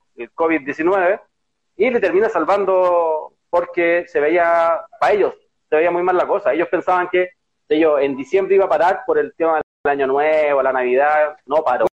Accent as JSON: {"language": "Spanish", "country": "Chile", "said": "nosotros como pueblo chileno"}